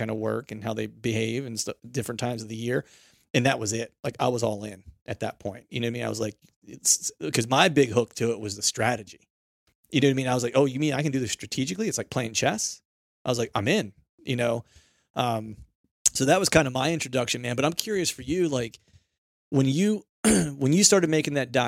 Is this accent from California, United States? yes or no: no; Pennsylvania, United States; growing up in Pennsylvania, high pressure state